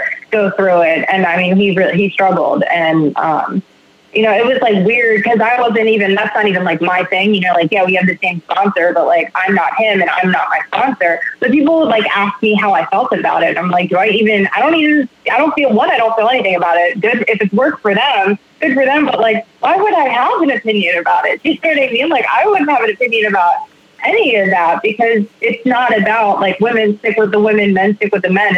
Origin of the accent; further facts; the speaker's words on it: Baltimore, Maryland, United States; I'm from Baltimore